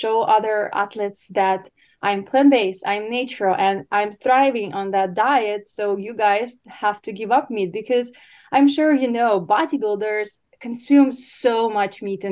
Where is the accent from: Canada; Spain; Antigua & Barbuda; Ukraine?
Ukraine; English is a second language; moved away as an adult; now in United States; I was born and raised in Ukraine, if anyone wonder where is the name from, an accent. So I moved to America about 8 years ago